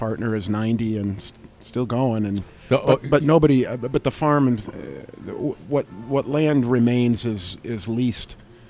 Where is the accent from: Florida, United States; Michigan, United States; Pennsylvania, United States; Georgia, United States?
Michigan, United States; Sotus; Sotus, Michigan, 425 acres of fruit, vegetables, and grapes.